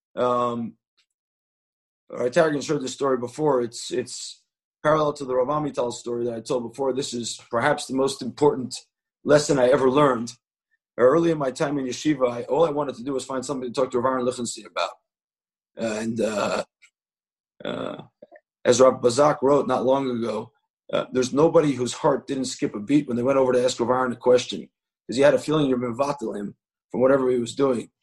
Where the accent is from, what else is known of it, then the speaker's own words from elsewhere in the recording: Jerusalem, Jerusalem District, Israel; I said, Jerusalem.